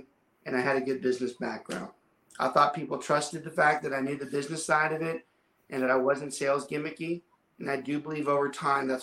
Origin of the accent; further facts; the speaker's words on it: Southern Louisiana, United States; I'm from Southern Louisiana